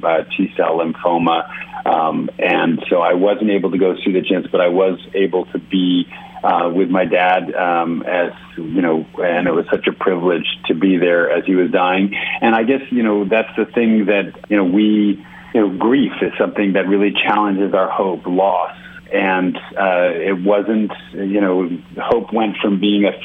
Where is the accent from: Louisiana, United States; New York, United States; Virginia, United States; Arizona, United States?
New York, United States; New York City; now in California, United States; I grew up in New York City. So I am born and raised New Yorker.